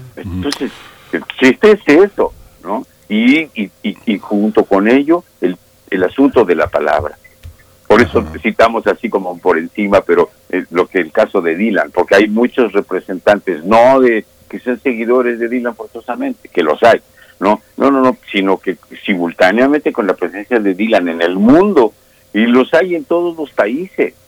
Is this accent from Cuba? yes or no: no; Mexico; somos mexicanos y tenemos nuestras maneras de decir las cosas